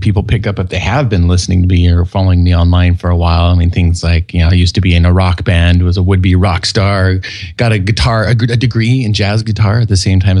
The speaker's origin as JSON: {"language": "English", "town": "Fairbanks", "region": "Alaska", "country": "United States", "tie": "born or raised there", "also_born_or_lived": "Paris, France", "moved": "yes", "said": "I grew up in Alaska"}